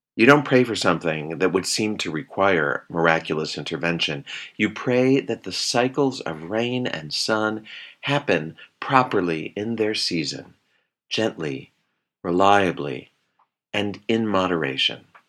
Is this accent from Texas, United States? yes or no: no; Chicago, Illinois, United States; moved away; growing up in Chicago